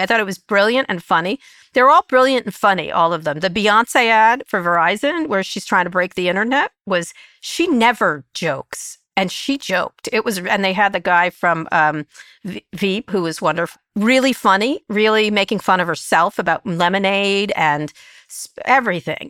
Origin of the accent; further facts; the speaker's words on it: San Francisco, California, United States; I'm from San Francisco